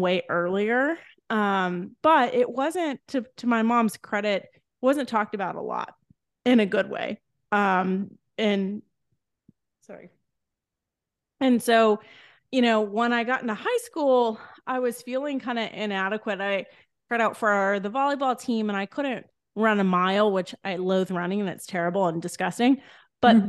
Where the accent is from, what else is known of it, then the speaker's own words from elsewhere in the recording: Edna, Texas, United States; I grew up in a tiny town in Texas called Edna